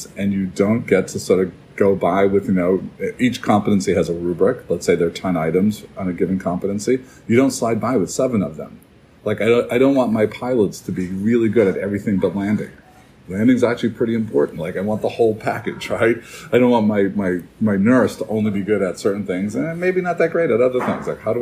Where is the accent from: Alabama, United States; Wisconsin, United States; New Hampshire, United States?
New Hampshire, United States; here in my home state of New Hampshire